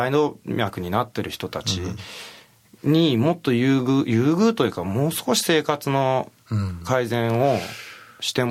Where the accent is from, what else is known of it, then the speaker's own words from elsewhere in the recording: Japan; also born or lived in Belgium; 7歳で日本に帰国しました。